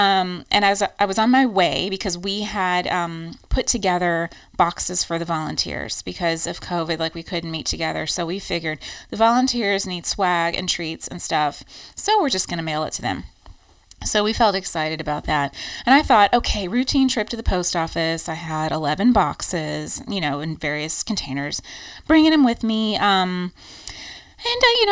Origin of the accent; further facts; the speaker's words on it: United States; moved away as an adult; now in Ireland; American quirks after living here, like our giant trucks